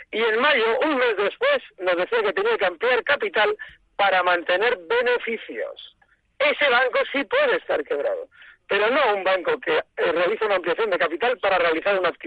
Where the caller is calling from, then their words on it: Vitoria, Basque Country, Spain; de Vitoria.